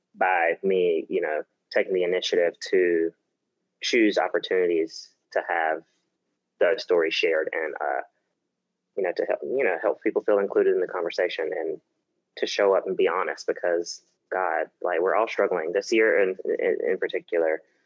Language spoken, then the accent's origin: English; South Carolina, United States; also born or lived in New York; now in Los Angeles, United States; I'm from South Carolina